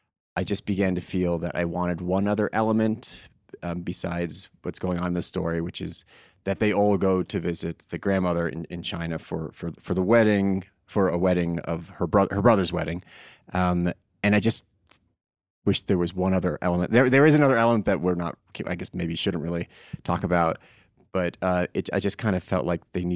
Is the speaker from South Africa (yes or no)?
no; England, United Kingdom; I'm an Englishman.